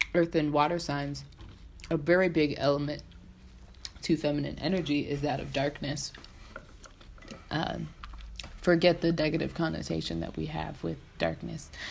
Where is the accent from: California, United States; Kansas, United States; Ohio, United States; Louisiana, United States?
California, United States; San Diego; moved away as an adult; now in Washington, D.C., United States; I'm originally from San Diego, California. Um, and I moved to the DC metro area back in 2012 to go to Howard University